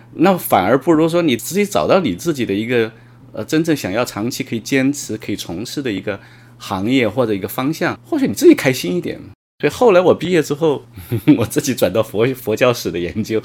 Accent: Hubei, China; moved away as an adult; now in Shanghai, China; 我们在那个湖北省电信管理局签工作

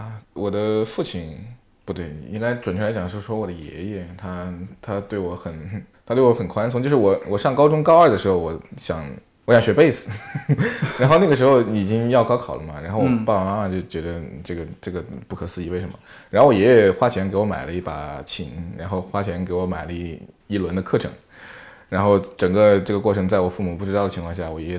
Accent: Sichuan, China; moved away; also born or lived in Australia; 我是我是四川人

